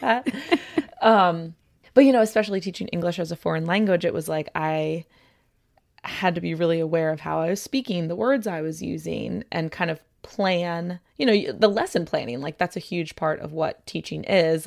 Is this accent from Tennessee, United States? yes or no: no; suburb between Baltimore and Annapolis, Maryland, United States; moved away; I'm from Maryland. I grew up in a suburb between Baltimore yep. and Annapolis